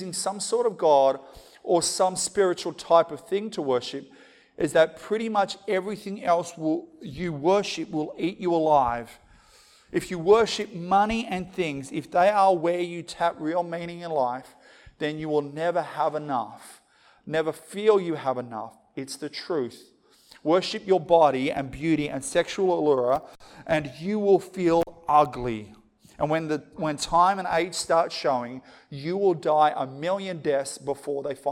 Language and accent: English; Australia; as an Aussie